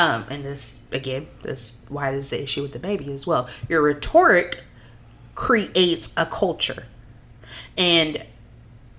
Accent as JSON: {"language": "English", "country": "United States", "said": "I'm an American"}